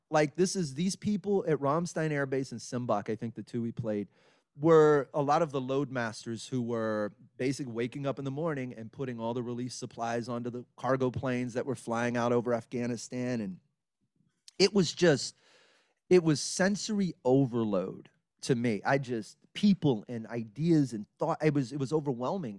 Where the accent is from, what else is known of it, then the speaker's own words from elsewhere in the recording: Beaumont, Texas, United States; moved away as an adult; also born or lived in Orange, Texas / Los Angeles; now in Houston, United States; I grew up in Beaumont, Texas.